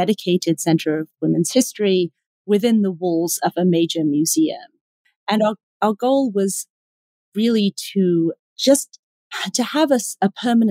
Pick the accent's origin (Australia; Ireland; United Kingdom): United Kingdom; London; also born or lived in Cambridge; now in New York, United States; I'm not a native New Yorker. I was raised in London